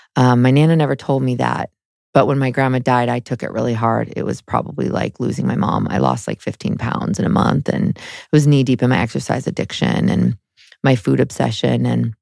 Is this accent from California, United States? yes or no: yes; San Jose, California, United States; So I grew up in Northern California in San Jose.